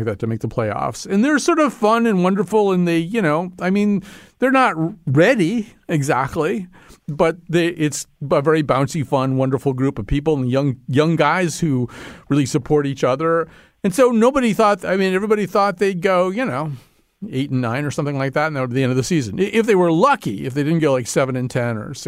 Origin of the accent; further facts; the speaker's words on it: New England, United States; I grew up in New England with a lot of Calvinist guilt